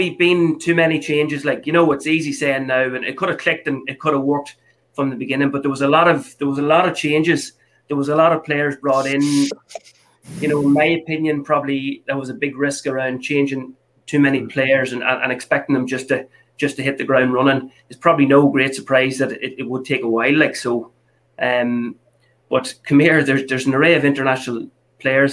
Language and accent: English; Monaghan, Ulster, Ireland; I'm from Monaghan